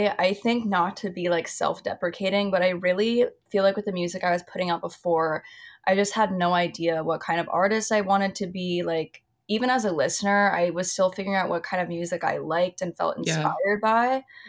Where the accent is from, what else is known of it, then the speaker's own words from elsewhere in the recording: Austin, Texas, United States; moved away as an adult; now in New York, United States; I grew up in Austin. Like I've lived in Austin since I was 4 years old. So I think when you grow up there, it's such a small city.